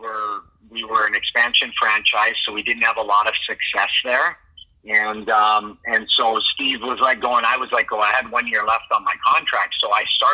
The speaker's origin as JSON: {"language": "English", "town": "Whitecourt", "region": "Alberta", "country": "Canada", "tie": "born or raised there", "moved": "yes", "lives_now": "San Jose, United States", "said": "I grew up north of Edmonton in White Court"}